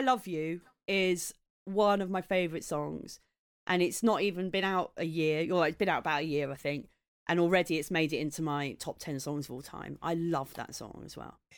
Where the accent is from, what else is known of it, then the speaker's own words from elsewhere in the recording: Maidstone, South East England, United Kingdom; moved away; I grew up in Maidstone in Kent